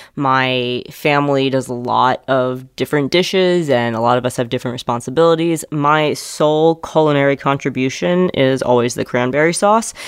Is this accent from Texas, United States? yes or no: no; New York City, New York, United States; born or raised there